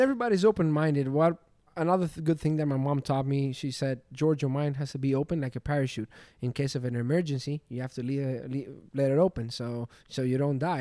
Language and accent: English; Glyfada, Attica, Greece; moved away as an adult; now in Miami, United States; I was born in Greece from Athens. My city is called Glyfada.